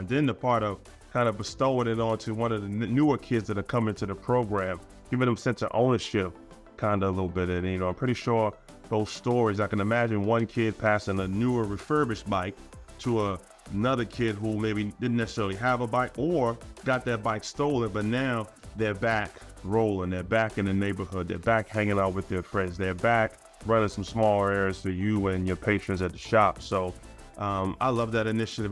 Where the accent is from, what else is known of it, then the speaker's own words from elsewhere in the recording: Baltimore, Maryland, United States; when I was growing up in East Baltimore